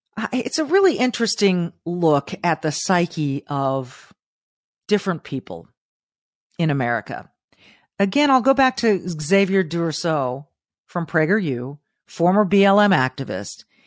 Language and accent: English; Southern California, United States; moved away; as a child growing up in Southern California